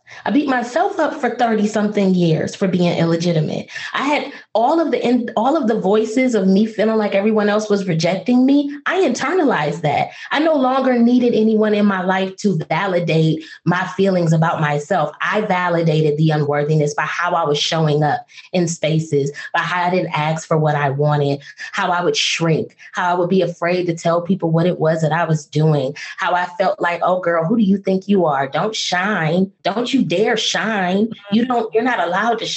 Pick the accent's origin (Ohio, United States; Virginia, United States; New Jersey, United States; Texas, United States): Ohio, United States; Toledo; moved away; also born or lived in Washington, D.C.; I am from Toledo, Ohio